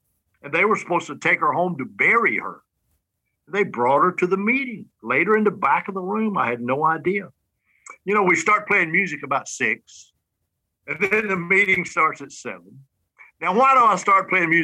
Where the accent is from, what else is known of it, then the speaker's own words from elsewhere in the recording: Alabama, United States; from Alabama